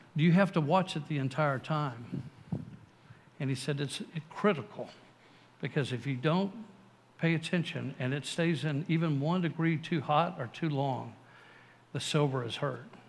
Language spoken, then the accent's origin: English; San Antonio, Texas, United States; also born or lived in Waco, Texas; I grew up here in San Antonio, went to Waco